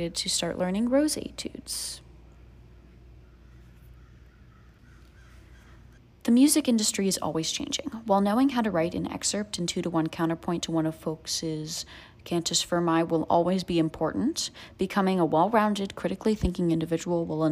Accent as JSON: {"language": "English", "town": "New York City", "region": "New York", "country": "United States", "said": "I am a freshman and I am from New York City"}